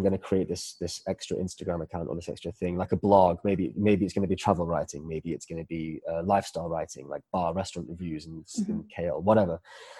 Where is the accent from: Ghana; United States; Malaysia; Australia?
Malaysia; So I grew up in Malaysia for a few years. I was living here in the early 90s, and I came back here 4 years ago.